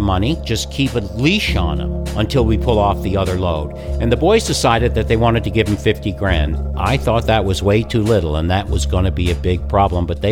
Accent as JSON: {"language": "English", "region": "Newfoundland and Labrador", "country": "Canada", "tie": "born or raised there", "said": "this guy who I grew up with in Newfoundland"}